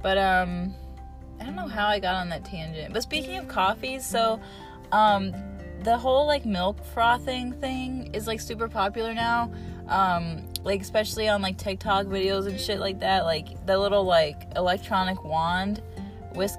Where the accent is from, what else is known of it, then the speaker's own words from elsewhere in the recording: Rootstown, Ohio, United States; my hometown, in Rootstown